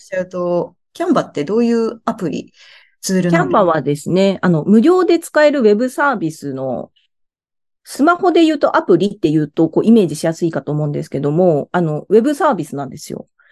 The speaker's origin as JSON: {"language": "Japanese", "region": "Miyazaki", "country": "Japan", "tie": "born or raised there", "moved": "as an adult", "lives_now": "Tokyo, Japan", "said": "地元が宮崎なんですけど"}